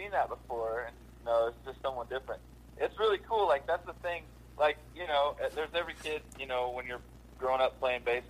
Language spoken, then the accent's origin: English; Illinois, United States; I grew up in Illinois.